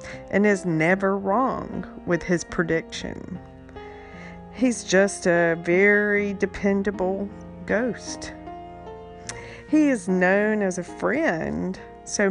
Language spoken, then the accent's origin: English; North Carolina coastline, United States; Growing up on the North Carolina coastline